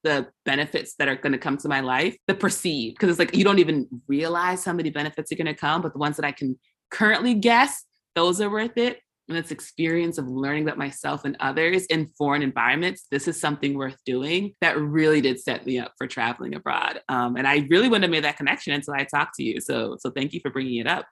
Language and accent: English; United States; the way I am as an American